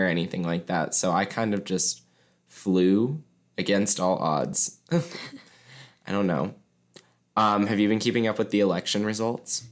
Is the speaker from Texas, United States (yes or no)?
no; Mason, Ohio, United States; I have lived in Ohio my entire life. I grew up in Ohio